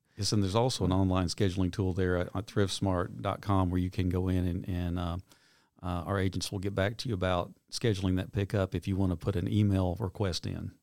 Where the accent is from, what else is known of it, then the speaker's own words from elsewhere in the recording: Knoxville, Tennessee, United States; moved away as an adult; now in Nashville, United States; I grew up in Knoxville.